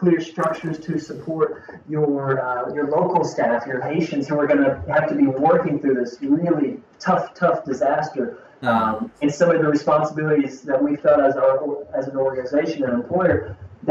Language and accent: English; Kentucky, United States; I'm from Kentucky here in the United States, in the southern part of the United States